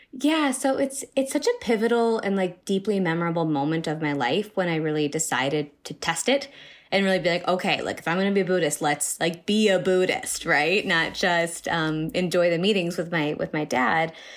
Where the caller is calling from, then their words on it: Chicago, Illinois, United States; I am calling from Chicago